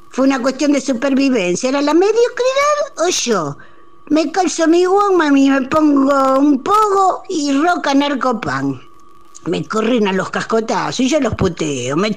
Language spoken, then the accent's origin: Spanish; Cascallares, Buenos Aires, Argentina; las escucho siempre. Soy nacido y criado en Cascallares, sur de La Pampa. 1223 habitantes aquí. Somos más perros que personas.